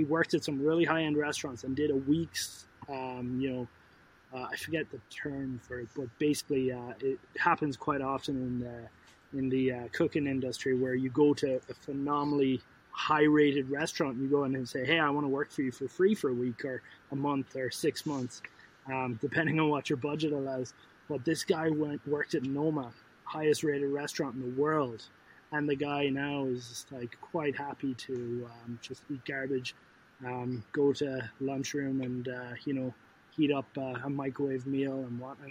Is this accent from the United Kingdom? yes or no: no; Ireland; moved away as an adult; now in Canada; I was born and raised in Canada, or in Ireland, have moved to Canada at 24, have been here now for 13 years